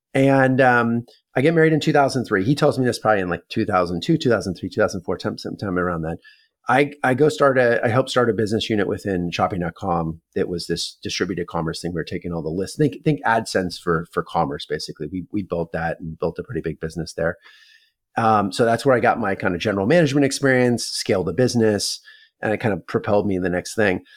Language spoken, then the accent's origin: English; Palo Alto, California, United States; I was born and raised in Palo Alto, California. I'm a sixth generation Northern Californian